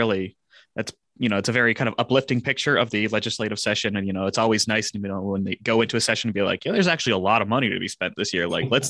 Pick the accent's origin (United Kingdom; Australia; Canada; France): Canada; my home country of Canada.